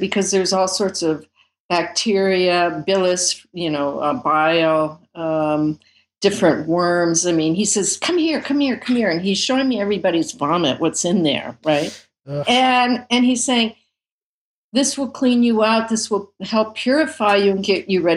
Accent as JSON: {"language": "English", "country": "United States", "said": "I'm from America"}